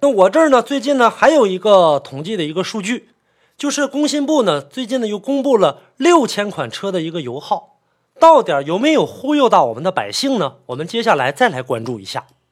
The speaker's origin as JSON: {"language": "Chinese", "region": "Northeast China", "country": "China", "said": "在我们北方，因为我是北方人嘛，在这个东北"}